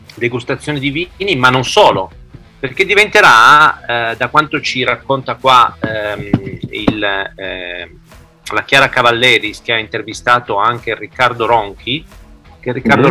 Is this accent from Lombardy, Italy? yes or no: no; Piedmont, Italy; siamo dalle mie parti, siamo in Piemonte